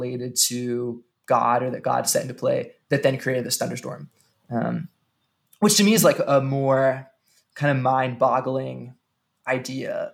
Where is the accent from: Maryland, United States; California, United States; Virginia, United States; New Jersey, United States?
Maryland, United States; Western; now in Kansas City, United States; where I grew up in Western Maryland